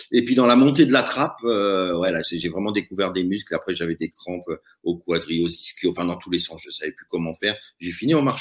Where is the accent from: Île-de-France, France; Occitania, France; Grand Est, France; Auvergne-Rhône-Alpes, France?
Île-de-France, France; Paris; now in Chamonix, France; J'étais arrivé en 93 euh, à Chamonix pour y vivre. Et je venais de Paris.